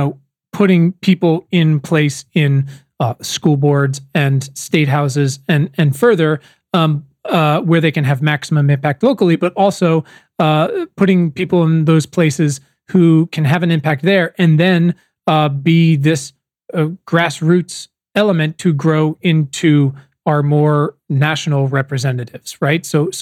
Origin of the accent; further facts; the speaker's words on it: Virginia, United States; now in Los Angeles, United States; I spend most of my time in Los Angeles, but I'm from Virginia and I'm actually here now.